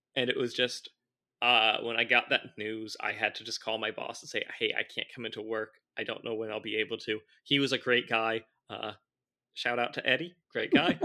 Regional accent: Orange County, California, United States; I grew up in Orange County, California

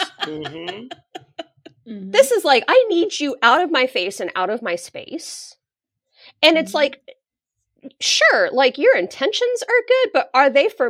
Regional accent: Denver, Colorado, United States; I grew up in Denver, right. Colorado, where there was no like South Asian population really.

